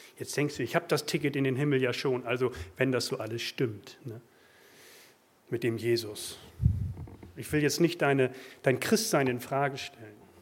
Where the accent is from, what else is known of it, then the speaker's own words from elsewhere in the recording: Germany; Wir sind Deutsche.